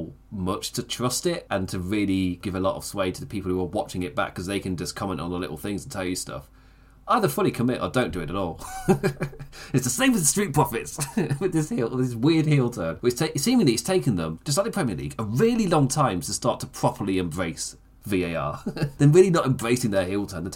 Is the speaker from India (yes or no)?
no; England, United Kingdom; as an English person